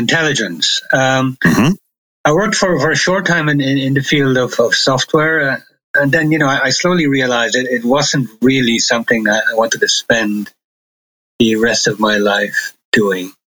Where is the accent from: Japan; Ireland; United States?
Ireland; also born or lived in London, United Kingdom; now in Germany; I was born in Ireland. I've, I've lived in Germany uh, for a good many years